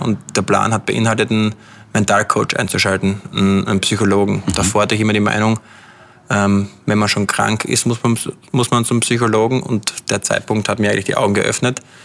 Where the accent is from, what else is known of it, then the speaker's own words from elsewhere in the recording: Austria; moved away as an adult; now in London, United Kingdom; als Österreicher